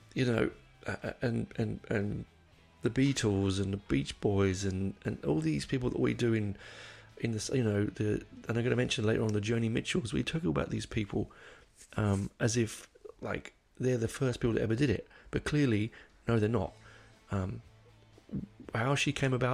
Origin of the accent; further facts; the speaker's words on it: England, United Kingdom; accent: English; my English accent